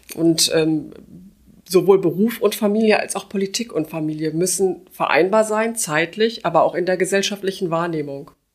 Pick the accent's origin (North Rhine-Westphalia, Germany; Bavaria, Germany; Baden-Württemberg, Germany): North Rhine-Westphalia, Germany; Gevelsberg; moved away as an adult; now in Wuppertal, Germany; Ich bin äh, gebürtige Gefelsbergerin. Ich hm. war in meiner Heimatstadt schon Mitglied im Stadtrat